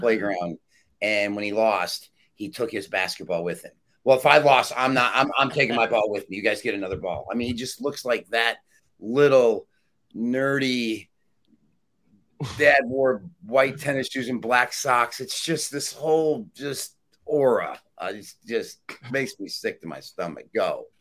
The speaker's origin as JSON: {"language": "English", "region": "Michigan", "country": "United States", "said": "I'm from Michigan"}